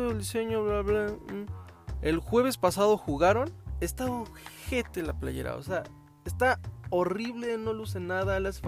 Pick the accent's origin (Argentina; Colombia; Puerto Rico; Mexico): Mexico; no soy el típico fan de como todo mexicano promedio